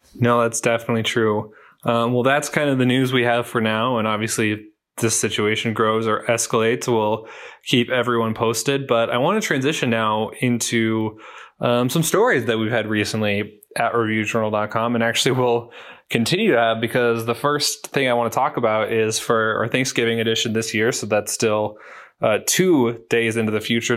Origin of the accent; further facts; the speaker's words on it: Minnesota, United States; I am from Minnesota